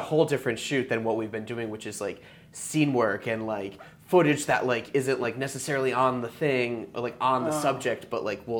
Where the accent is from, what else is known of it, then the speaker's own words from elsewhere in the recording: Connecticut, United States; moved away; I'm from Connecticut